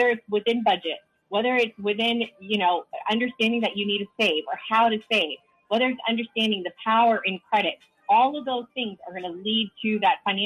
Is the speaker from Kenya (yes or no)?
no; India; moved away; my background, I am an immigrant. I'm Indian